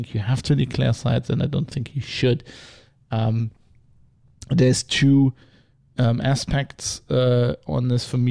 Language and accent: English; Rhineland, Germany; I'm from the Rhineland, which is famously a Protestant area